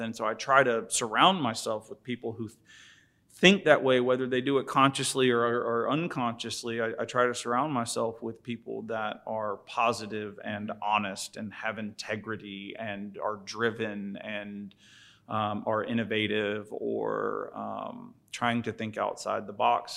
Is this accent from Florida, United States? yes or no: yes; St. Augustine Beach, Florida, United States; moved away as an adult; also born or lived in Jacksonville, Florida; I'm from St. Augustine Beach. Um, grew up back and forth between St. Augustine and Jacksonville